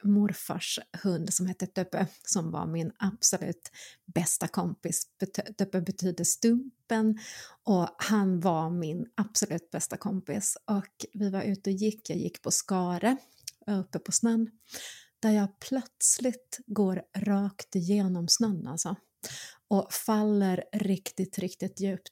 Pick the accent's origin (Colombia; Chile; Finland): Finland; North Karelia; moved away; Jag var barn, jag växte upp i norra Karelen eh, finsk-ryska gränsen